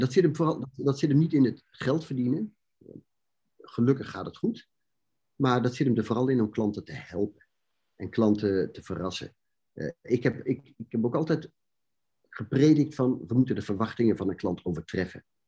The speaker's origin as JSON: {"language": "Dutch", "country": "Netherlands", "said": "zijn wij als Nederlanders"}